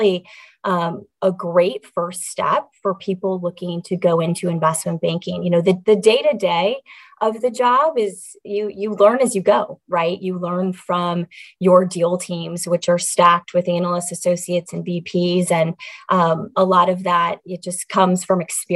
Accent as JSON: {"language": "English", "town": "St. Louis", "region": "Missouri", "country": "United States", "said": "I'm from St. Louis, and so Midwest"}